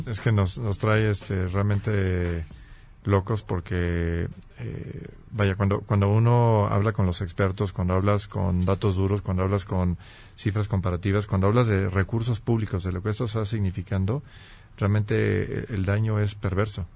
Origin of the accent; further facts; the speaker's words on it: Guanajuato, Mexico; soy oriundo de Guanajuato